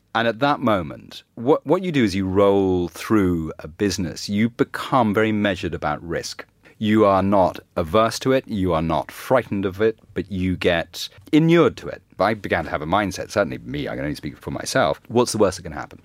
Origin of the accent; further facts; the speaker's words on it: Ireland; I grew up in Ireland